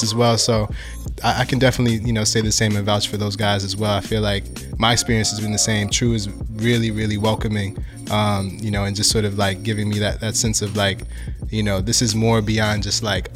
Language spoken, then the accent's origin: English; Albany, New York, United States; also born or lived in Buffalo, New York; I was born there, but only lived 2 years of my life there and then moved to Albany.